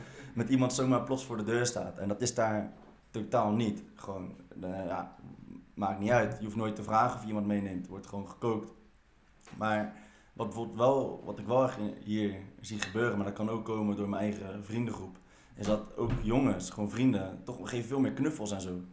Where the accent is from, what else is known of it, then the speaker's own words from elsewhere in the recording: Netherlands; ik ben wel gewoon geboren en getogen in Nederland